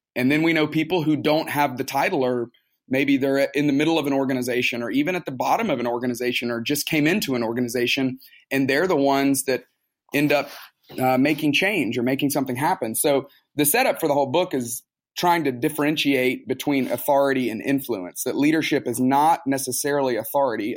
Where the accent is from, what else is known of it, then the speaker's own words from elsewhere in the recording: Tuscaloosa, Alabama, United States; moved away as an adult; now in Atlanta, United States; I grew up in Tuscaloosa, Alabama.